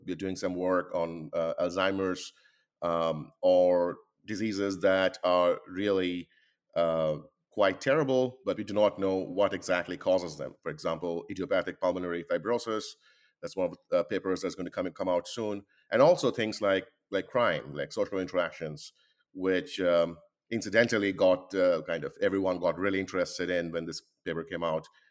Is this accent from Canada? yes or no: no; Kolkata, West Bengal, India; moved away as an adult; now in United States; I was born and uh, born and grew up really uh, in India